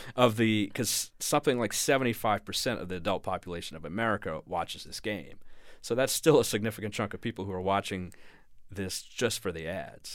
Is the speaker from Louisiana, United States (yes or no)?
yes; Louisiana, United States; moved away as an adult; also born or lived in New York; I'm from Louisiana. I'm a Saints fan